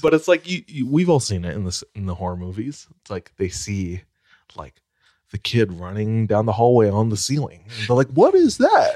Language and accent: English; Hawaii, United States; born or raised there